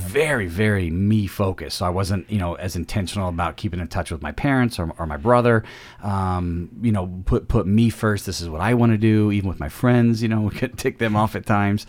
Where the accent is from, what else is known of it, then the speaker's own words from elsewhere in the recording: central Illinois, United States; also born or lived in Peoria, Illinois; I was born in Illinois, in the Peoria area, and grew up in central Illinois